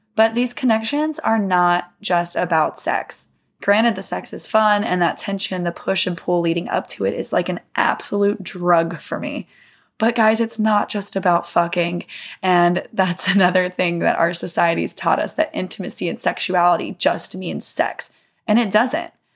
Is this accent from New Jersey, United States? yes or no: no; Mississippi, United States; I grew up in the South, um, in Mississippi